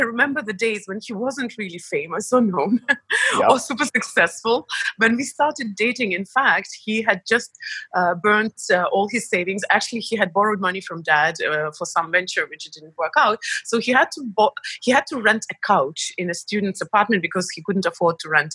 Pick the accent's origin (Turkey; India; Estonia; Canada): Estonia; moved away as an adult; also born or lived in Belarus / United States; But I was only born there, and that was before the explosion. And then I lived the majority of my life in Estonia